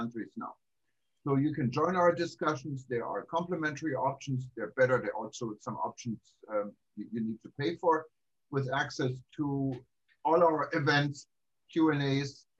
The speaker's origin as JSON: {"language": "English", "town": "Düsseldorf", "region": "North Rhine-Westphalia", "country": "Germany", "tie": "born or raised there", "moved": "yes", "lives_now": "Hawaii, United States", "said": "when I grew up in Germany"}